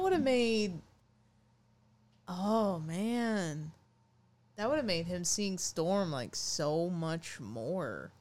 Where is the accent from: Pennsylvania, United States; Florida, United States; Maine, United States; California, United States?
Maine, United States; I'm from Maine here